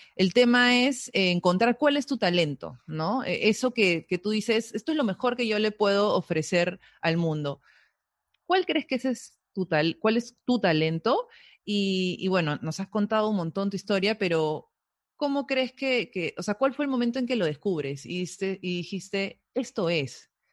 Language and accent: Spanish; Peru; a veces no nos identificamos como peruanos